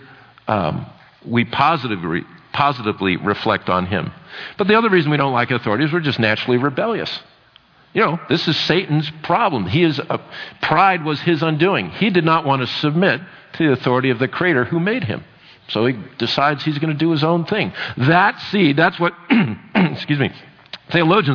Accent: United States; I'm from America

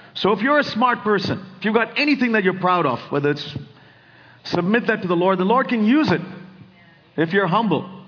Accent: India; now in Silicon Valley, United States; I grew up in India

